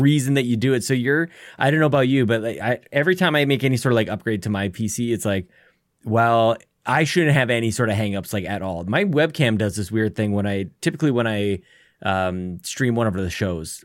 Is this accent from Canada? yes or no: yes; Canada; being Canadian